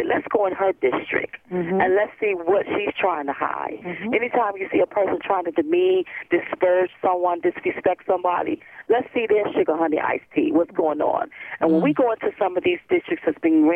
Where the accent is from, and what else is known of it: United States